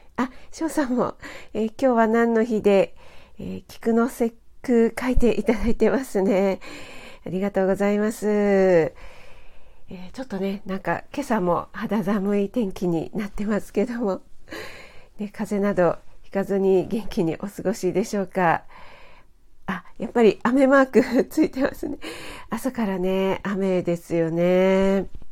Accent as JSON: {"language": "Japanese", "region": "Kanagawa", "country": "Japan", "tie": "born or raised there", "said": "私はちょっと神奈川の出身なので"}